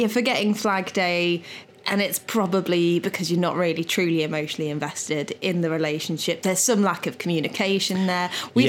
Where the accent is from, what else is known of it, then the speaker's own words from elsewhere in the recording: England, United Kingdom; I'm English.